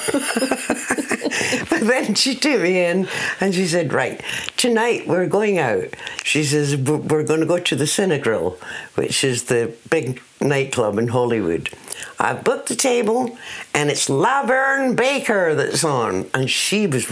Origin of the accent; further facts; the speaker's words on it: Scotland, United Kingdom; I'm a jazz singer from Scotland